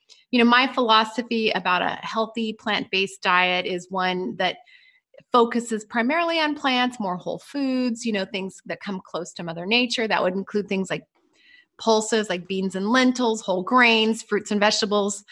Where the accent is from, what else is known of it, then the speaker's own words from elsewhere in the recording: Pacific Northwest, United States; I grew up in the Pacific Northwest